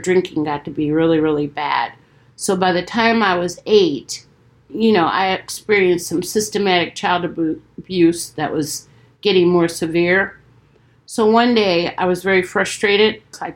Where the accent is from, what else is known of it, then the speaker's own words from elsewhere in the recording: Detroit, Michigan, United States; I was born in Detroit